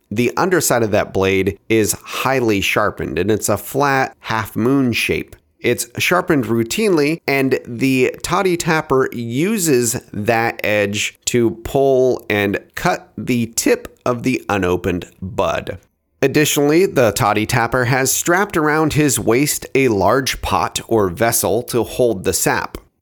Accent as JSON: {"language": "English", "region": "Oregon", "country": "United States", "said": "my home state of Oregon"}